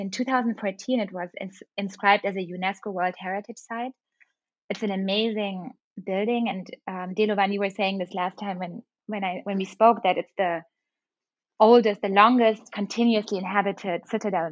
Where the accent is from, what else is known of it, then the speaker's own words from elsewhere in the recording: Germany; moved away; also born or lived in London; when I was a child in Germany